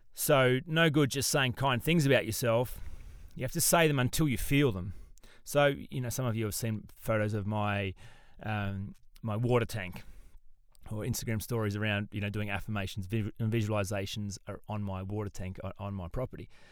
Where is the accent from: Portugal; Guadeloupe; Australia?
Australia; as an Australian